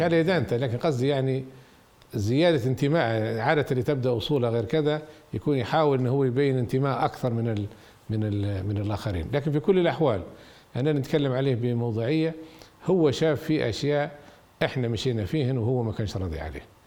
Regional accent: Libya; نحن الشعب الليبي عانينا معاناة شديدة جدا من مرحلة الاستعمار الإيطالي

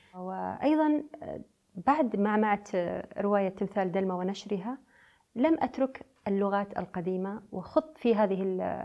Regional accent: United Arab Emirates; also born or lived in Beirut, Lebanon; أنا بنت الخليج

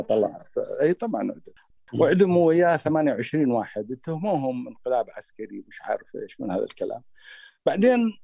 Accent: Iraq; accent: Iraqi; بلهجتنا العراقيه

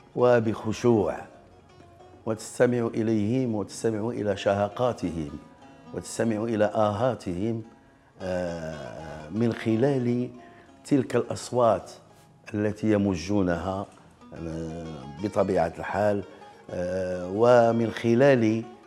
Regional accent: Rabat, Rabat-Salé-Kénitra, Morocco; من مواليد 1955 بالرباط

